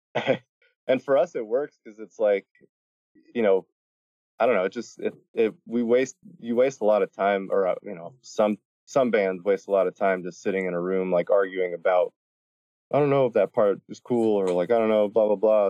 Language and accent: English; Miami, Florida, United States; I grew up in Miami